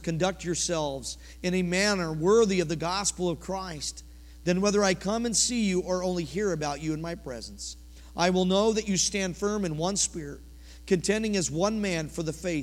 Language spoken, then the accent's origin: English; Colorado, United States; now in Oklahoma, United States; I'm from Colorado originally